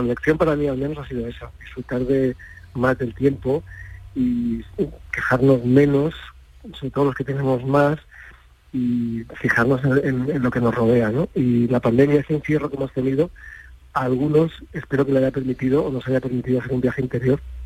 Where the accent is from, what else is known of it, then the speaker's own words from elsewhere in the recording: Córdoba, Andalusia, Spain; yo soy cordobés